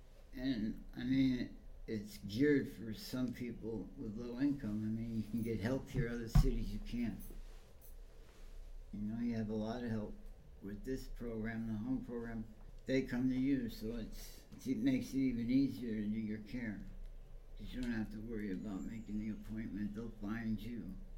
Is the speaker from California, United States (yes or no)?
yes; California, United States; now in San Francisco, United States; East Bay.